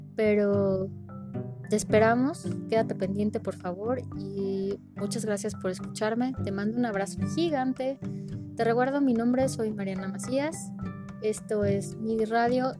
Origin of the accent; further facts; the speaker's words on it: Mexico; somos mexicanos